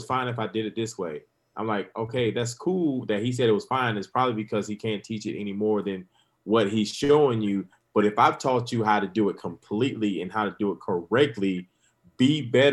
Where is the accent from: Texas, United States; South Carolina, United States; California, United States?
South Carolina, United States; Grand Strand, Horry County; this is my hometown